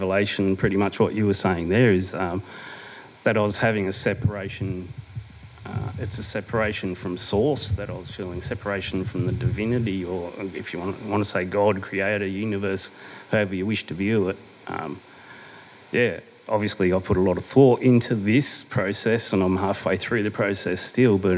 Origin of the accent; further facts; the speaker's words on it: Adelaide, South Australia, Australia; moved away as an adult; also born or lived in Brisbane; I was born and bred down in Adelaide.